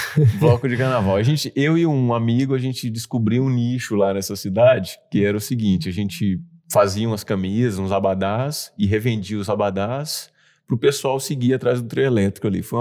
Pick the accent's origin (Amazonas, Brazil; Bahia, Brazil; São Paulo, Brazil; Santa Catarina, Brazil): Bahia, Brazil; É um sotaque bem menos carregado, mas quem é de Salvador, por exemplo, percebe que eu, que eu tenho esse sotaque.